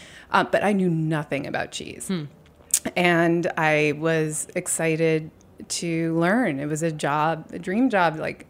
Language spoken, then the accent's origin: English; New York City, New York, United States; born there; I was born on Bleecker Street.